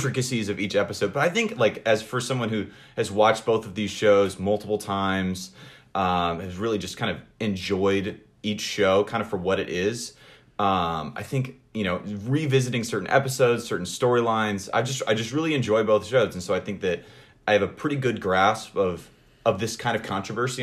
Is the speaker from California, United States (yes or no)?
yes; Northern California, United States; moved away as an adult; now in Washington, D.C., United States; I'm originally from Northern California, born and raised Californian